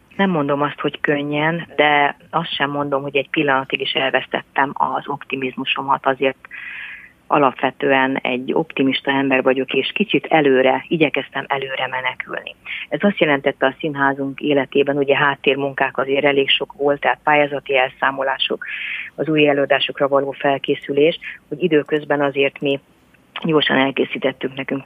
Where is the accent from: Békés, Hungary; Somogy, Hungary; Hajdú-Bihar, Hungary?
Somogy, Hungary; jómagam is Somogyi vagyok